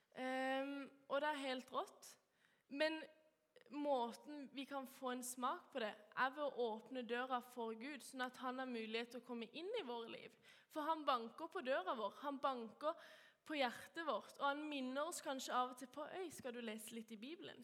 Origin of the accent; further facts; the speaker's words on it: Kristiansand, Agder, Norway; jeg er oppvokst i Vågsby frikirke eh, og går